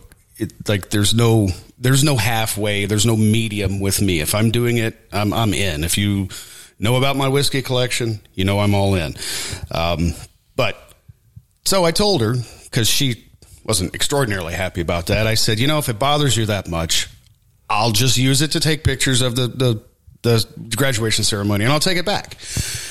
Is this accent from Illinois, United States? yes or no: yes; O'Fallon, Illinois, United States; born or raised there; also born or lived in Tennessee; now in Du Quoin, United States